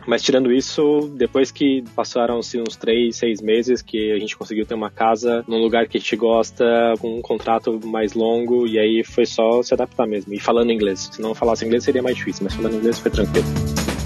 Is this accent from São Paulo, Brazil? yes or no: yes; São Paulo, Brazil; moved away as an adult; now in Berlin, Germany; sou de São Paulo, tenho 34 anos agora.